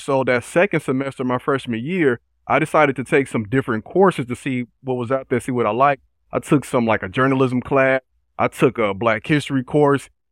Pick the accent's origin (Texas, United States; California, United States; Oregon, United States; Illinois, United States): Illinois, United States; Chicago; born and raised in Chicago on the South Side